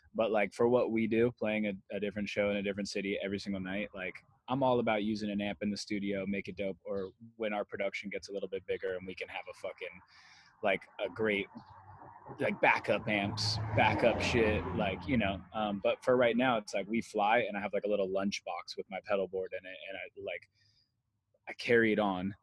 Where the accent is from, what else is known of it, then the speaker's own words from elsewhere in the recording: Las Vegas, Nevada, United States; moved away as an adult; now in La Habra, United States; I grew up in Las Vegas, Nevada, and um, I moved to LA when I was 20 years old